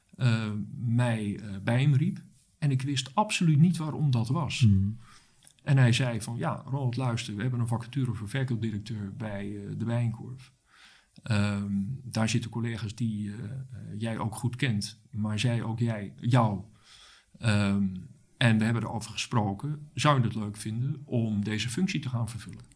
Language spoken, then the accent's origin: Dutch; Rotterdam, South Holland, Netherlands; ik ben geboren en getogen in Rotterdam